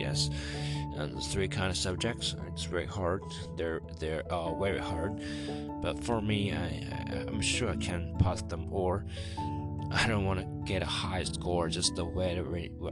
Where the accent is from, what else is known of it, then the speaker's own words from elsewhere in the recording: China; first language Chinese; English is a second language; I am still Chinese, and my mother language is Chinese, and I learned English about 6 years